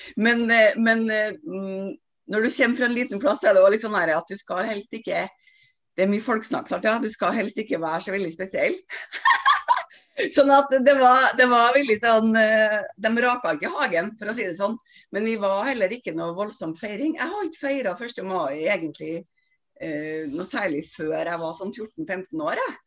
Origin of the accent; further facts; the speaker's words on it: Stjørdal, Trøndelag, Norway; moved away as an adult; now in Oslo, Norway; jeg er en trønder fra Stjørdal som flytta til Oslo i forrige århundre